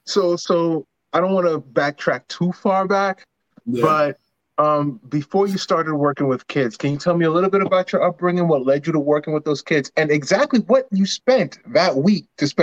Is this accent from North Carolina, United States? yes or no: no; New York City, New York, United States; Yeah, we're all from Queens here. So, you know, we all, we didn't necessarily all grow up in the same neighborhood, but you know, we're all from the same area